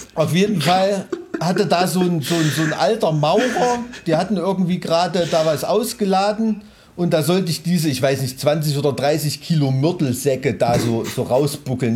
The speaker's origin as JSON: {"language": "German", "area": "Weimarer Land", "region": "Thuringia", "country": "Germany", "said": "ich komme aus Weimarer Land"}